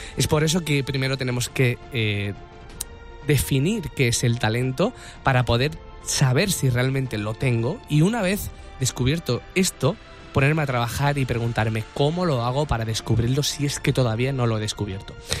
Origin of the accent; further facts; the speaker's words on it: Andalusia, Spain; yo soy andaluz